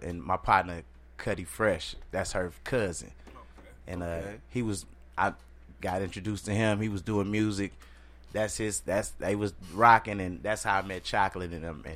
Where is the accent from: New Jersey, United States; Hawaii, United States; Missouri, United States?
Missouri, United States; St. Louis; also born or lived in Seattle / Atlanta; I'm originally from St. Louis